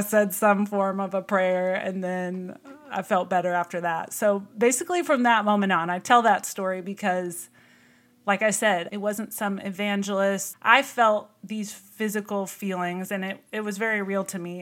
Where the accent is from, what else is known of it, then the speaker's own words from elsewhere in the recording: Texas, United States; also born or lived in Missouri; we moved to Texas when I was five. I grew up in Missouri, and when we moved here, we joined a church in the area